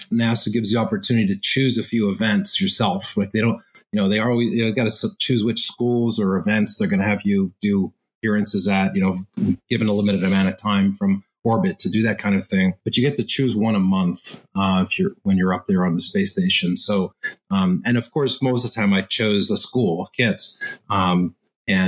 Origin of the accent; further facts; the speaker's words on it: Montreal, Quebec, Canada; I grew up in Montreal